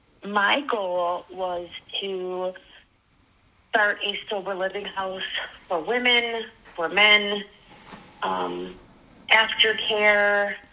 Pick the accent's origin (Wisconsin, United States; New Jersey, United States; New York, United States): Wisconsin, United States; Yeah. I'm from Wisconsin.